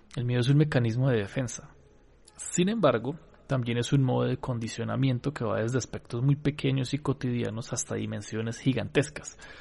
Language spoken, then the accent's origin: Spanish; Colombia; acá en Colombia, en mi país